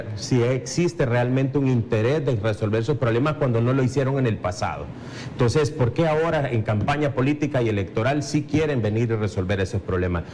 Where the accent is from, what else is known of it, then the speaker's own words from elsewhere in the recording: El Salvador; salvadoreños, 7 millones que vivimos en las fronteras patrias